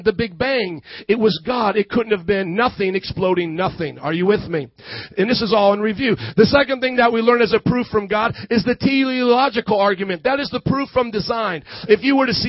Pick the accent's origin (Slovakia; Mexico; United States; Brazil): United States; Fort Wayne, Indiana; I come from Fort Wayne, Indiana, and these are my parents